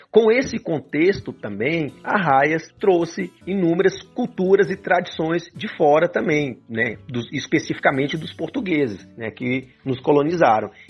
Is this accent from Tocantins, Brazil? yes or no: yes; Arraias, Tocantins, Brazil; E para isso eu preciso falar também da minha cidade de origem, da minha cidade natal, né? Lógico, Arraias, Tocantins